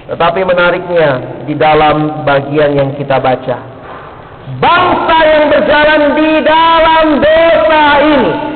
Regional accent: Makassar, South Sulawesi, Indonesia; moved away as an adult; also born or lived in Ambon; now in Jakarta, Indonesia; Saya lahir dan besar di Makassar

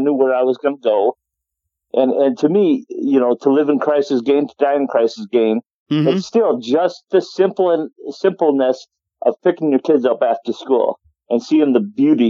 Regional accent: Watertown, South Dakota, United States; I come from Watertown, South Dakota. I was born there.

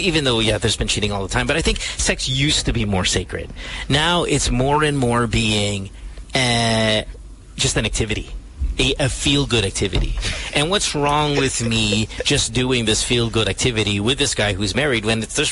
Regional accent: Central Luzon, Philippines; I grew up in Bulacan

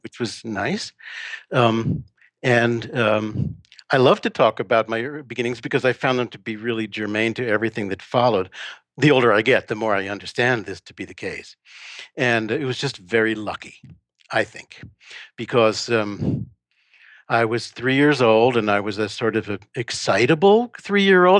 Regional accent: New York, United States; now in Texas, United States; I'm from New York originally

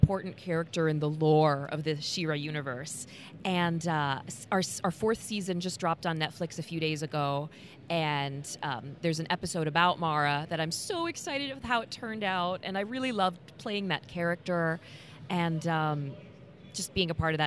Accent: Indiana, United States; accent: Midwest; I'm from Indiana

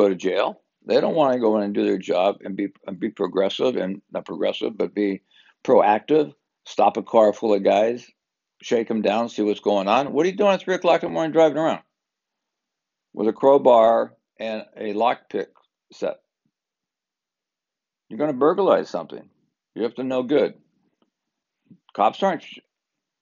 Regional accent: Southern California, United States; I'm from SoCal.

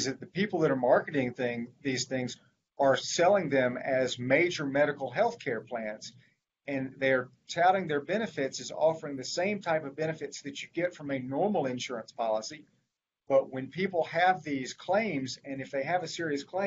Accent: Mobile, Alabama, United States; moved away as an adult; now in Vestavia Hills, United States; I grew up in Mobile and went to law school at Alabama

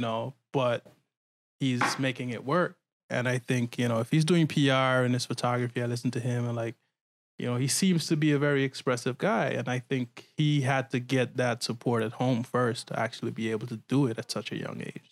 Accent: Guyana; I'm from Guyana

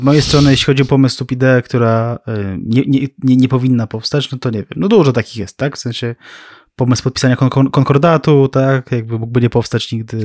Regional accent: near Warsaw, Masovian Voivodeship, Poland; mieszkałem blisko Warszawy

